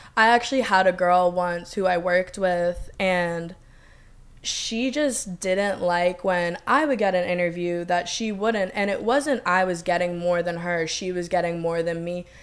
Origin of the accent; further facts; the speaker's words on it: Boston, Massachusetts, United States; moved away as an adult; also born or lived in Clemson, South Carolina; I'm from Massachusetts